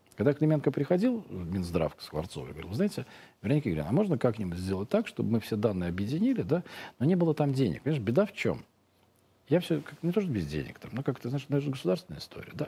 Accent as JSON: {"language": "Russian", "country": "Russia", "said": "мы из России"}